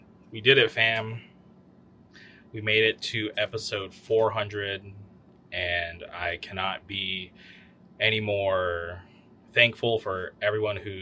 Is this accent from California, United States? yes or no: yes; Palm Springs, California, United States; moved away; also born or lived in Westminster; when I went back home to Palm Springs for a short stint